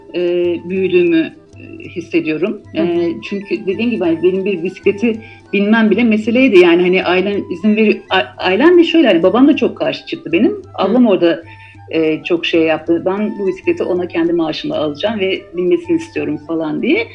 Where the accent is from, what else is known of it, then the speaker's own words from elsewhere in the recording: Malatya, Turkey; moved away as an adult; also born or lived in Tatvan / Istanbul / Izmir; ben doğuda e, büyüdüm, e, Malatya'da doğdum. Hı hı. aslında Tatvan'da doğmuşum da Malatyalıyız.